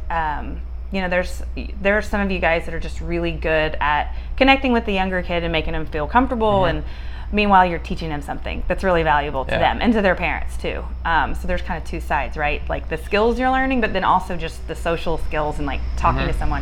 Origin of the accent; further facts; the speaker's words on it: Texas, United States; I'm from Texas, born and raised